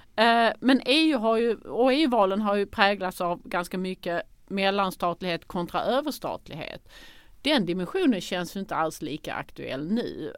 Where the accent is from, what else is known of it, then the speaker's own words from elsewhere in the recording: Sweden; som svenskar